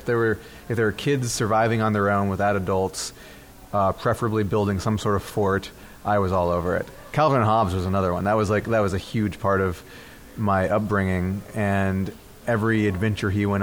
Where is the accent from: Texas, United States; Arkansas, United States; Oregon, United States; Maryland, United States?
Texas, United States; Dallas; also born or lived in Milwaukee, Wisconsin; I started off growing up in Wisconsin, in Milwaukee, and moved to Texas when I was 8 years old, and have lived in Dallas ever since